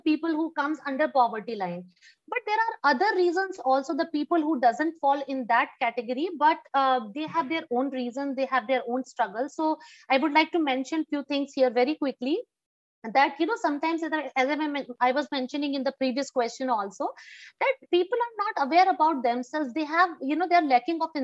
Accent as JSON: {"language": "English", "country": "India", "said": "as being an Indian"}